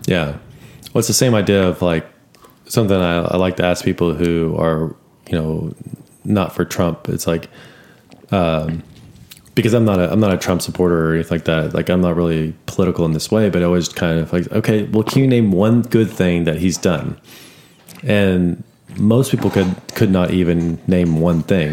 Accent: Austin, Texas, United States; I'm from Austin

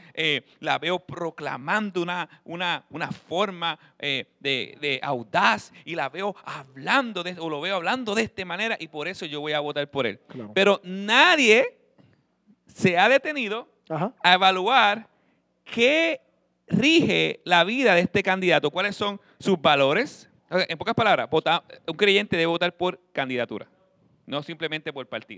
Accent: Puerto Rico; como pueblo latino puertorriqueño

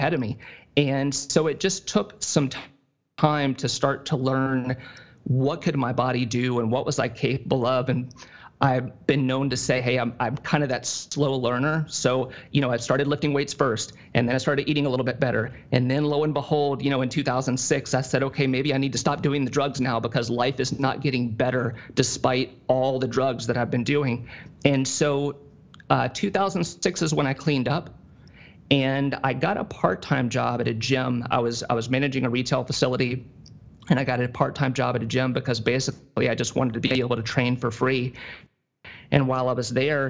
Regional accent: Tennessee, United States; now in Ohio, United States; my hometown, in Tennessee

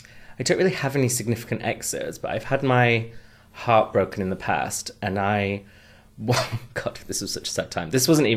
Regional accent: North East England, United Kingdom; accent: Geordie; That is just my accent.

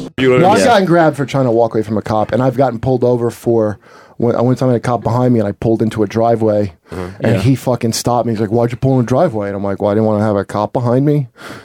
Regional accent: Toms River, New Jersey, United States; Like in my hometown, Tom's River

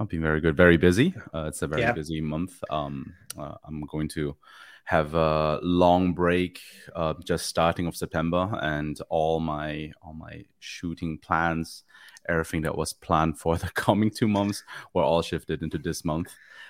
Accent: Germany; English is a second language; also born or lived in Manchester, United Kingdom; now in Ireland; I'm originally from Germany. I was born and raised there, then lived for like 10 years in the UK, in a place called Manchester

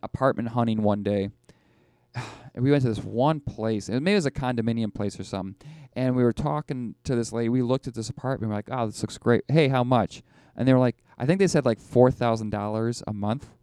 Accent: Buffalo, New York, United States; I'm from Buffalo

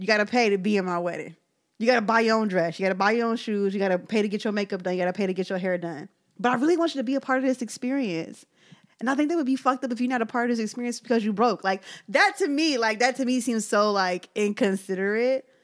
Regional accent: Philadelphia, Pennsylvania, United States; I'm from South Philly

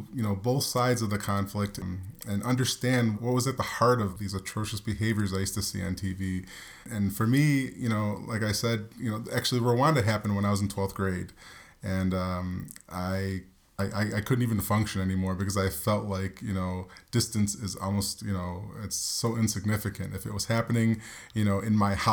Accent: New York, United States; we grew up in New York

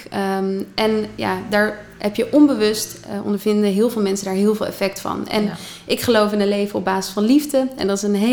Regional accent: Haarlem, North Holland, Netherlands; born there; In Haarlem, centrum Haarlem, eh, de Kleine Houtstraat. Mijn geboortedorp.

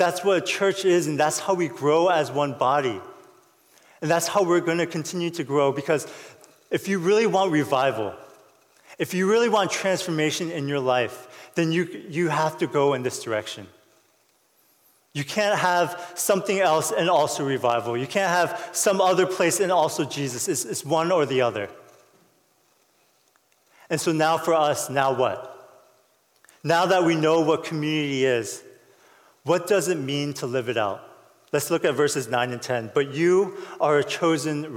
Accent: United States; I'm Korean American

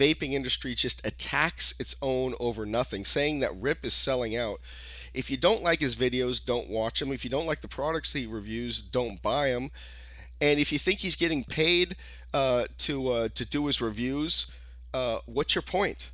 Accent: California, United States; I'm from California

